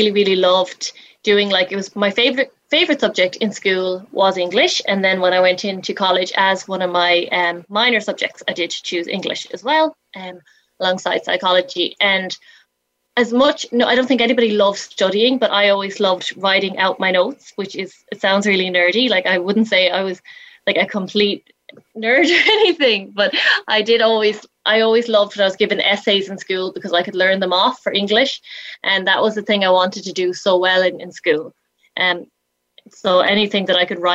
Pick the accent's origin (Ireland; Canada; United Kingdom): Ireland; Galway, Connacht; I'm from Galway in Ireland